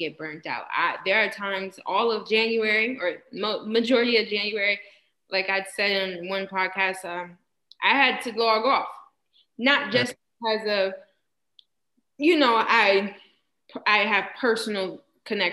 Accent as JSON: {"language": "English", "town": "Rochester", "region": "New York", "country": "United States", "said": "I am from Rochester"}